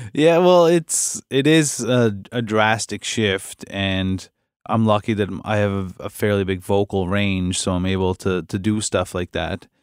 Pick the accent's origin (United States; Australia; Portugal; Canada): Canada; Cape Breton, Nova Scotia; I'm from Cape Breton